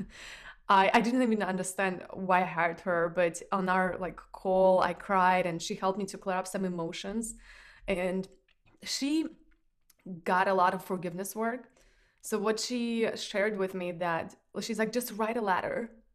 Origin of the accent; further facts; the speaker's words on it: Russia; moved away; I grew up in Russia